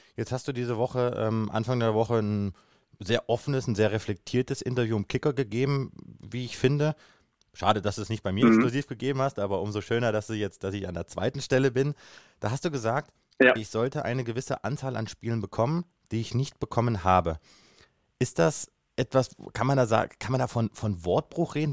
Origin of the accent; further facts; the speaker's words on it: Kassel, Hesse, Germany; Ich bin ja gebürtig aus Kassel